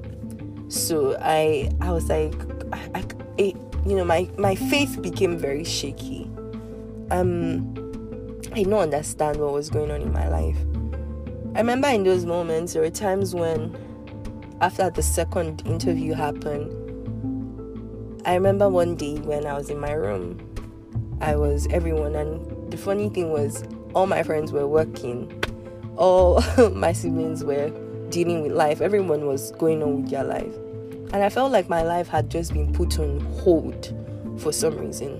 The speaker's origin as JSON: {"language": "English", "country": "Nigeria", "also_born_or_lived": "Lagos, Nigeria / Abuja, Nigeria"}